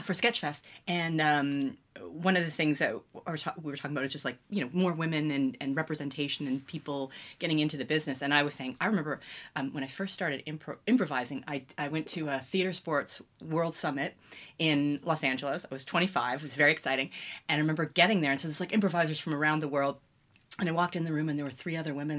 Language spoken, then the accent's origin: English; London, Ontario, Canada; also born or lived in Toronto / Mississauga; I kind of grew up, grew up in London, Ontario